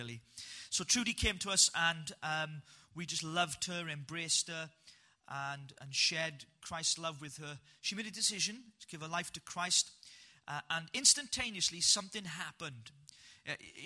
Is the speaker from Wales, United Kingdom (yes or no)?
yes; Wales, United Kingdom; I'm a proper Welshman